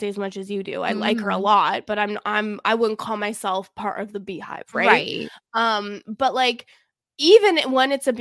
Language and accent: English; Alberta, Canada; where I grew up in Alberta